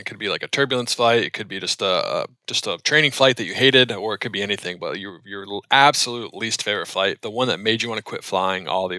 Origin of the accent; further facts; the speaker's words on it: Charlotte, North Carolina, United States; Charlotte. I was born and raised in Charlotte.